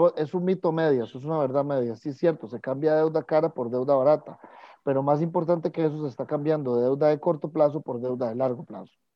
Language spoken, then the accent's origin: Spanish; Costa Rica